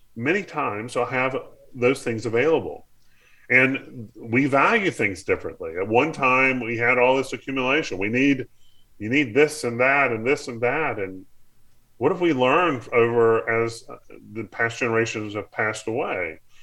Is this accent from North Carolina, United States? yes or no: yes; North Carolina, United States; my community growing up in North Carolina